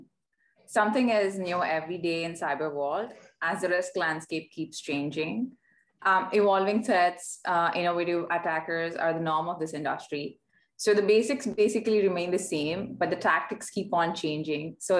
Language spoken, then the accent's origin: English; India; moved away as an adult; now in Vancouver, Canada; Born and raised in India, I had the opportunity to work in different locations around the world before moving to Vancouver